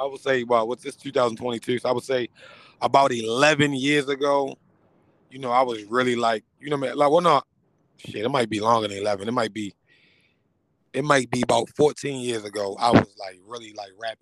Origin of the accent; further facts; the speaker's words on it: Baltimore, Maryland, United States; I'm from Northeast Baltimore. You know what I'm saying? I got a lot of ties with the whole East Baltimore, some West, but I'm originally from Northeast Baltimore